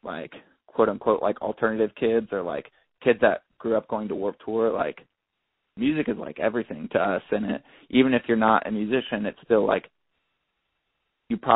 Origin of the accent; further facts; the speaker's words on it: Ohio, United States; growing up in Ohio, like I grew up in like a super small town